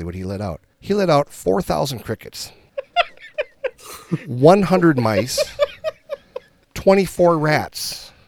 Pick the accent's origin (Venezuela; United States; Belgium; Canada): United States; Minnesota; we're from Minnesota.